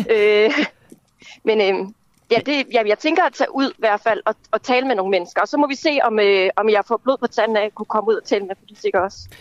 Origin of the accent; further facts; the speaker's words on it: Kalundborg, Zealand, Denmark; also born or lived in Slagelse / Høng; now in Copenhagen, Denmark; jeg er oprindeligt fra Kalundborg-området, fra Vestjylland.